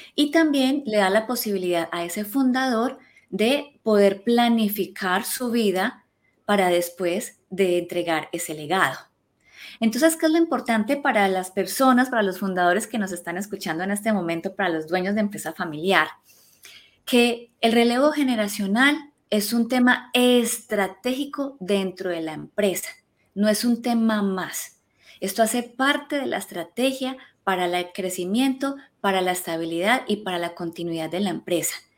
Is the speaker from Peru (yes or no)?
no; Colombia; now in Spain; yo soy colombiana